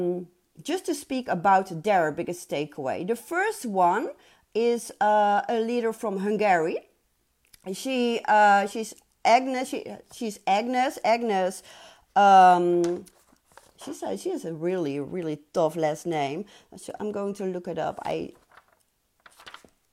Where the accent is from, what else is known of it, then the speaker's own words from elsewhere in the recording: Netherlands; I'm from Holland